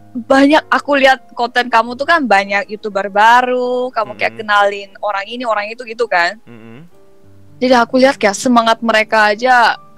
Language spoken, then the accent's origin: Indonesian; South Korea; first language Korean; Indonesian is a second language; tapi ada bedanya mungkin karena aku orang Korea kan jadi mereka berani ngomong ke gue gitu pakai bahasa Korea